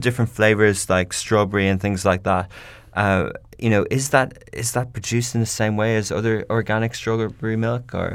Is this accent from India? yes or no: no; Ireland; I come from Ireland